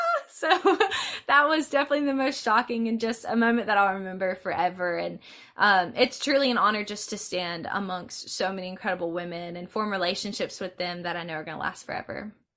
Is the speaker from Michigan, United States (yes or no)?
no; LaGrange, Georgia, United States; I'm from LaGrange, Georgia